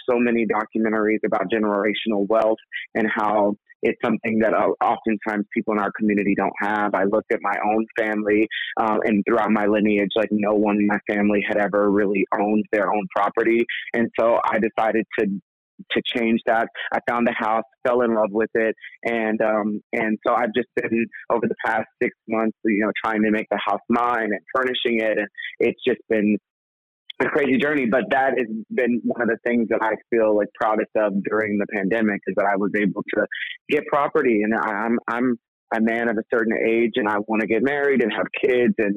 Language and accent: English; Texas, United States; the neighborhood that I was raised in Texas